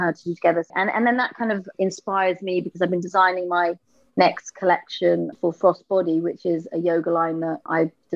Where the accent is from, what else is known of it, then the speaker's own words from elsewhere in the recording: London, United Kingdom; I was from Camden.